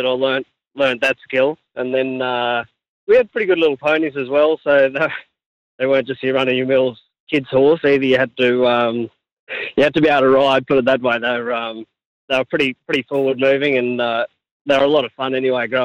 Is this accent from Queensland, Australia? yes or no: yes; a station 100 km north of Dingo, Queensland, Australia; we grew up on a place at 100K north of Dingo, Inga Downs. That's where we grew up